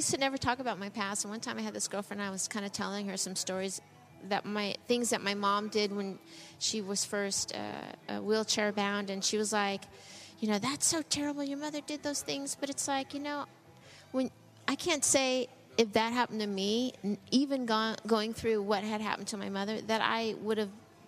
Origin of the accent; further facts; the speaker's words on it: Colorado, United States; I grew up in Colorado on welfare